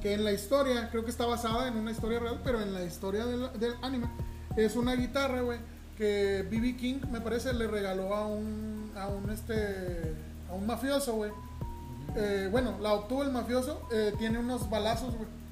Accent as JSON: {"language": "Spanish", "town": "Ciudad Juárez", "region": "Chihuahua", "country": "Mexico", "said": "aquí en Ciudad Juárez, güey, nosotros, como ya hemos comentado, somos de Ciudad Juárez"}